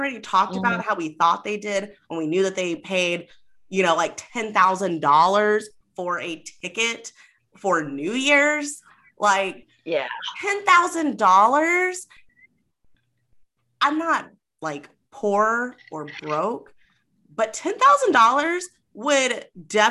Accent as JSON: {"language": "English", "region": "Kentucky", "country": "United States", "moved": "yes", "lives_now": "Indiana, United States", "said": "I'm from Kentucky if someone asked me, even though I live in Indiana"}